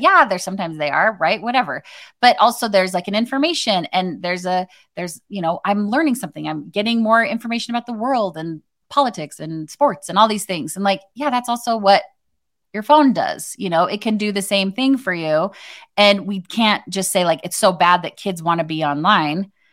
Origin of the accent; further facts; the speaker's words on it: Arizona, United States; I grew up in Arizona